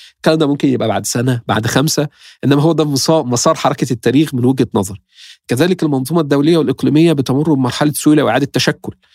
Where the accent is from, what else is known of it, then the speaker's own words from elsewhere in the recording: Egypt; احنا مصر